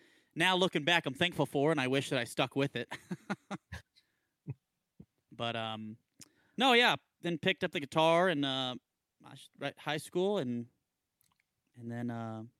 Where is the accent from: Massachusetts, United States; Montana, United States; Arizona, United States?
Arizona, United States; Tucson; born or raised there; also born or lived in Columbus, Mississippi